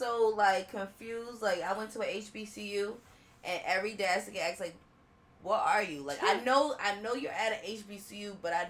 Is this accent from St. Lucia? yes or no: no; Philippines; And you come across an older Filipino man or woman, and you tell them, I'm Filipino too. They want to know how.